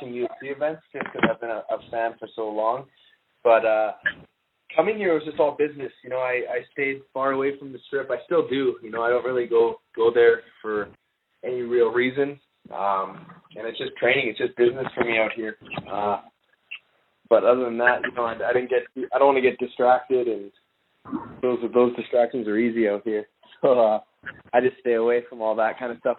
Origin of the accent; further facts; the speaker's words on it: Canada; I'm Canadian